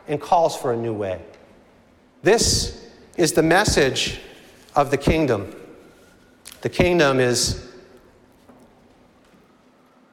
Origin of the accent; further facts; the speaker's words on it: Reading, Massachusetts, United States; moved away; I grew up in Reading, Massachusetts